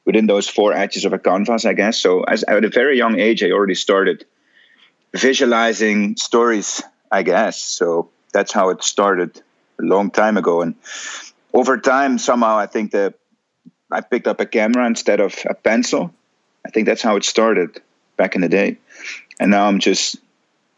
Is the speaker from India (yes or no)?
no; Netherlands; I'm a Dutch photographer, born and bred in the Netherlands. That's where I reside at the moment